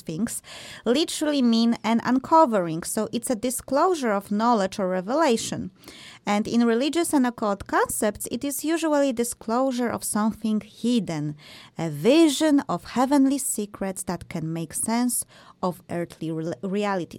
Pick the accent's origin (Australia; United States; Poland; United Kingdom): Poland; I am also from Poland